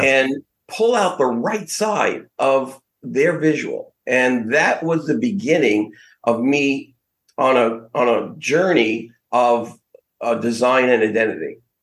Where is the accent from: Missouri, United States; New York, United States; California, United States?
New York, United States; New York City; now in West Palm Beach, United States; Growing up in Brooklyn